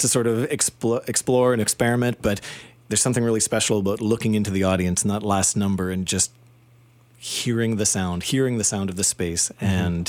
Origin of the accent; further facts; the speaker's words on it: Saskatchewan, Canada; moved away as an adult; I came to Toronto from Saskatchewan when I was 19, and I came to study composition